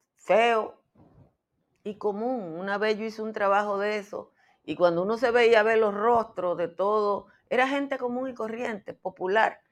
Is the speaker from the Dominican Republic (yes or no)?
yes; Dominican Republic; como dominicana